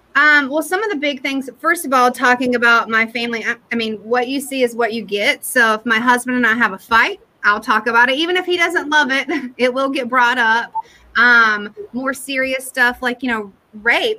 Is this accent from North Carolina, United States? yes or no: yes; Durham, North Carolina, United States; also born or lived in New York City / Detroit / California; I'm from Durham